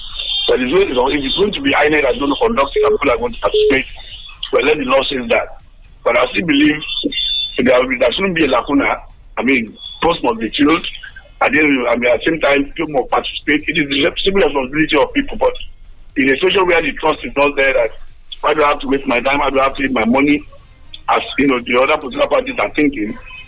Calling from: Abeokuta, Ogun State, Nigeria; I'm here calling from the People's Parliament in Abeokuta.

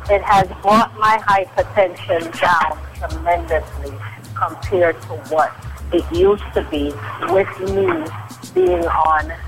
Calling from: New York City, New York, United States; I am calling you from Queens, New York.

